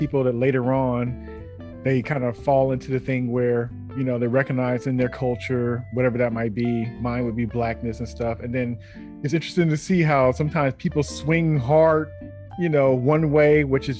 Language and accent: English; Bay Area, California, United States; I think I kind of lucked out being growing up in the Bay Area and with just a variety of everything.